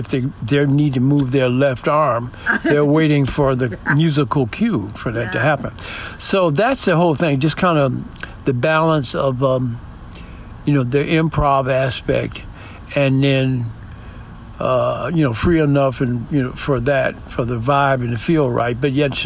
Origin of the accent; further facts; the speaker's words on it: Detroit, Michigan, United States; also born or lived in New York; now in San Diego, United States; I grew up in Detroit